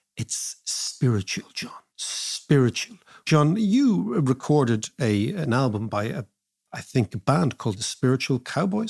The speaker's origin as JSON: {"language": "English", "country": "Ireland"}